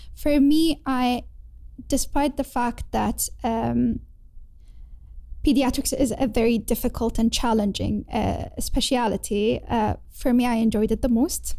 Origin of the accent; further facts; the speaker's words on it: Kuwait; moved away as an adult; also born or lived in Leeds, United Kingdom; now in London, United Kingdom; I had to go back home to my home country, which is in Kuwait